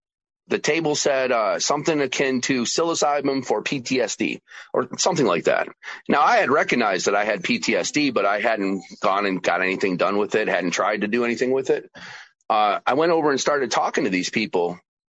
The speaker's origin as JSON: {"language": "English", "region": "New York", "country": "United States", "tie": "born or raised there", "also_born_or_lived": "Georgia", "said": "I then returned to my home state of New York"}